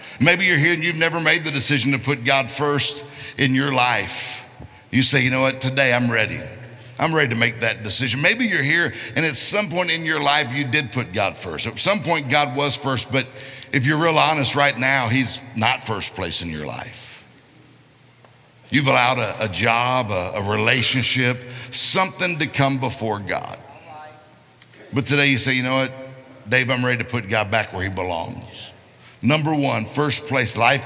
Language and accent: English; Mississippi, United States; I'm from Mississippi